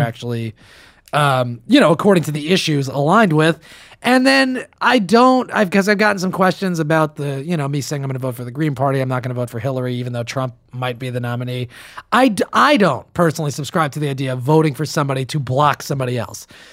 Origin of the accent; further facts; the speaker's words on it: New Jersey, United States; Newark, by the way, is New Jersey's largest city, my home state